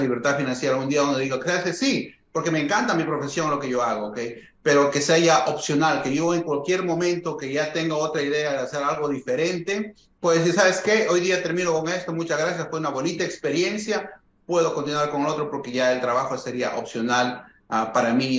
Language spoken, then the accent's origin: Spanish; Huancayo, Junín, Peru; moved away as an adult; ambos, mi esposa y yo, somos de Perú, eh, de una ciudad que se llama Huancayo, que es en el centro del Perú. Ambos hemos crecido ahí desde jóvenes